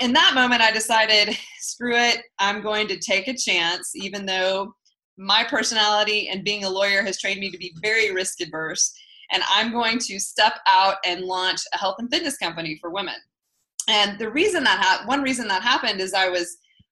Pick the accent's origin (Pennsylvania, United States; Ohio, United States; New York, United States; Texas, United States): Texas, United States; Lubbock; moved away as an adult; also born or lived in Los Angeles, California; I grew up in the Panhandle in Texas in a city called Lubbock